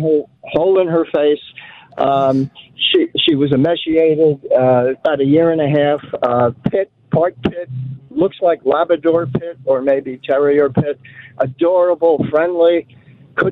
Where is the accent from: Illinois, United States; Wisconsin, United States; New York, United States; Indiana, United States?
New York, United States; Roslyn Heights; now in Texas, United States; I was raised in Roslyn Heights, which is near Roslyn Harbor.